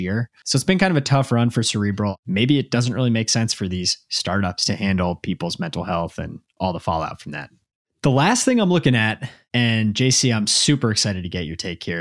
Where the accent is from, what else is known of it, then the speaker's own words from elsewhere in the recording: Dallas, Texas, United States; now in Massachusetts, United States; I grew up in Dallas